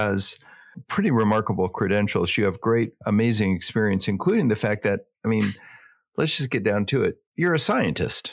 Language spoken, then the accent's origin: English; California, United States; all of us California people